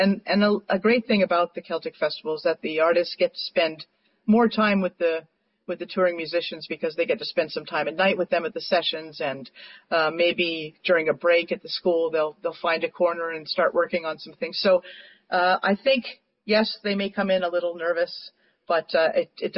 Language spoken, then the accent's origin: English; Montreal, Quebec, Canada; moved away; I'm from Montreal originally